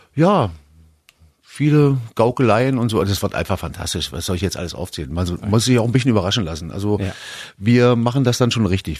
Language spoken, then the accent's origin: German; East Germany, Germany; Ich komme aus dem Osten.